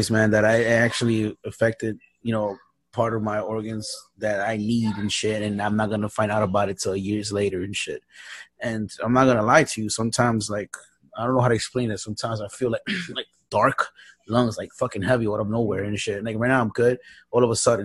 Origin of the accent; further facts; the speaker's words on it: New York, United States; I'm from New York